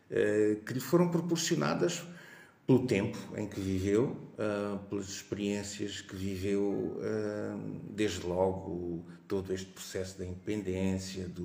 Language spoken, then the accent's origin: Portuguese; Quelimane, Zambezia, Mozambique; eu devo dizer que eu sou natural de Climane, mas eu sou um pouco um produto de, de todo o norte de Moçambique, porque a minha vida foi foi vivida em, em, todas as províncias do norte do país.